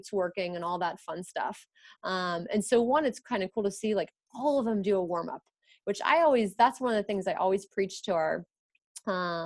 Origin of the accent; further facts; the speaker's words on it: United States; I'm American